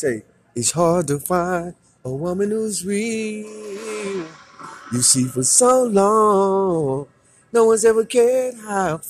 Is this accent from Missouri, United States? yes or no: yes; St. Louis, Missouri, United States; I was born in St. Louis